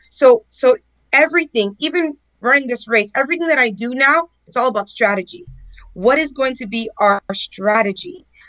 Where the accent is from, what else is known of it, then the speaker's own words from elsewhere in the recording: El Portal, Florida, United States; I grew up in El Portal with a big family and big dreams